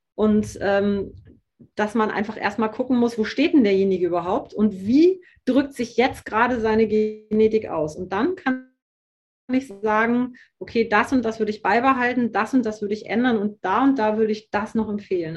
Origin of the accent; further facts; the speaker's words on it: Hamburg, Germany; ich komme aus dem Norden, ich komme aus Hamburg